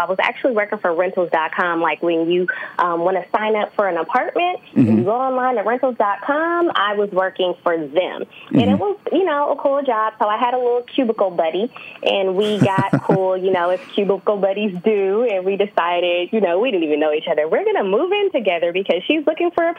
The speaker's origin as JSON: {"language": "English", "town": "San Francisco", "region": "California", "country": "United States", "also_born_or_lived": "Atlanta, Georgia", "said": "I am originally from San Francisco, California"}